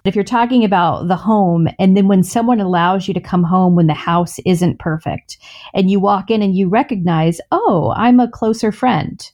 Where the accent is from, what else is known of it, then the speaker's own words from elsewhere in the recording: the South, United States; I grew up in the South with a mom who never left the house without makeup on